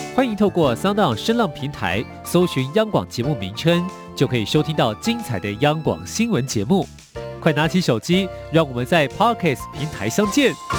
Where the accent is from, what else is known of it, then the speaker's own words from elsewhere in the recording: Hong Kong; 我们香港人